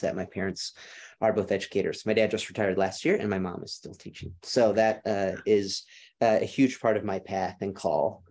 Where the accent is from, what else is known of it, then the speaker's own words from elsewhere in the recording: Rochester, Minnesota, United States; accent: Minnesota; moved away; I'm from Rochester, Minnesota, which is in southeastern Minnesota